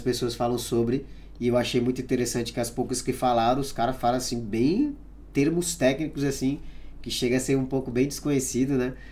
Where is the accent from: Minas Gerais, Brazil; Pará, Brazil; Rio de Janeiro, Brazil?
Pará, Brazil; moved away; eu nasci no Pará